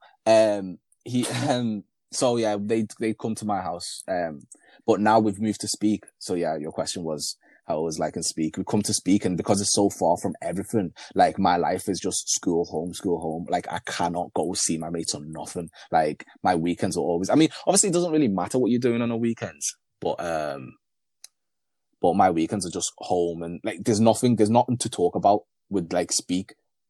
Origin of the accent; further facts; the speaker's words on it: Liverpool, North West England, United Kingdom; English is a second language; also born or lived in Burundi; I grew up in Toxteth until I was like going to year eight. And then my parents decided to move to Speke, thinking it's a better area. But Speke is just the white version of Toxteth, honestly.